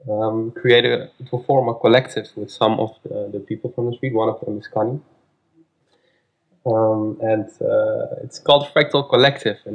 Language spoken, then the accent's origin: English; Amsterdam, North Holland, Netherlands; I'm from Amsterdam and I'm 32 years old.